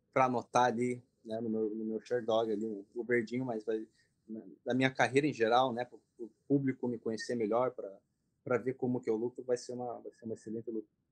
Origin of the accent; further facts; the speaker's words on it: Brazil; also born or lived in Japan; Então, eu, na verdade, nasci no Japão, né? Como o pessoal sabe, vim para cá dos três para quatro anos para o Brasil